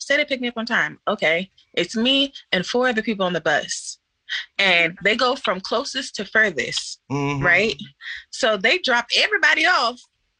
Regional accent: Brandywine, Maryland, United States; now in Baltimore, United States; I ended up moving to Baltimore, because where I live before sounds a lot like where Kate lives. I was raised in Brandywine, Maryland. Most people consider it Waldorf, and it's straight suburb.

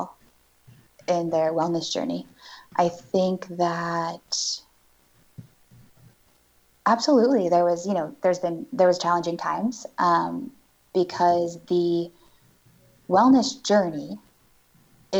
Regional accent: Northeast Oregon, United States; also born or lived in Portland area; I was born and raised here in Oregon

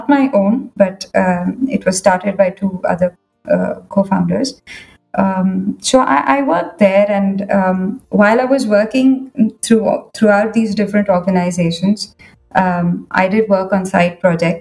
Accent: Bangalore, Karnataka, India; moved away as an adult; now in Singapore; I'm from Bangalore, down south.

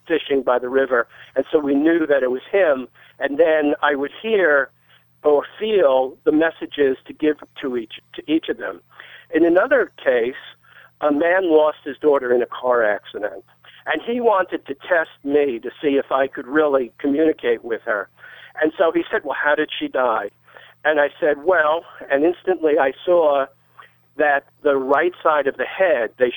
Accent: New York, United States; I grew up in New York

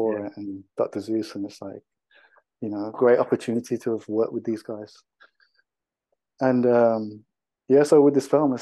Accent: Wolverhampton, West Midlands, United Kingdom; Growing up in Wolverhampton, there was a group of us that worked together that were directors and filmmakers

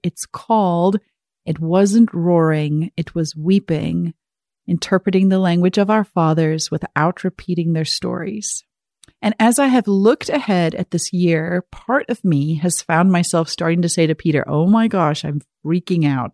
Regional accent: South Africa; growing up in South Africa

